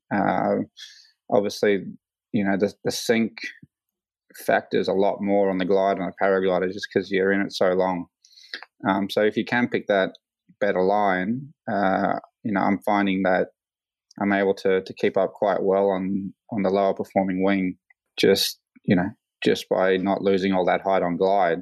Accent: Queensland, Australia; also born or lived in California; I was born here

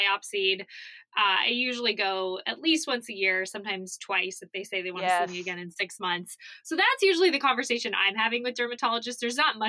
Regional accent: Arizona, United States; I grew up knowing about sunscreen because I grew up in Arizona

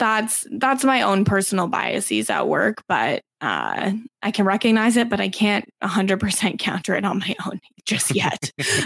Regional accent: Canada; as a Canadian.

